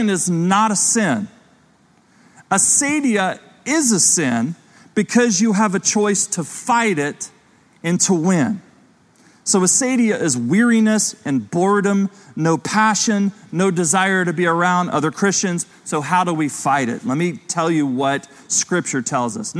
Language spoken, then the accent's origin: English; Ohio, United States; growing up in Ohio as a kid